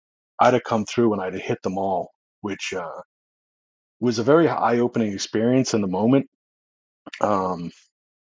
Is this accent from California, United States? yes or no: no; Boston, Massachusetts, United States; I was born and raised in Boston, Massachusetts